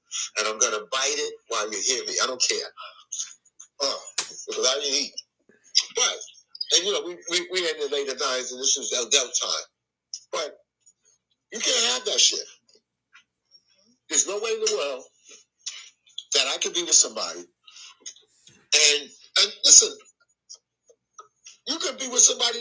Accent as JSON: {"language": "English", "region": "the South", "country": "United States", "moved": "yes", "lives_now": "New York City, United States", "said": "I'm from the South"}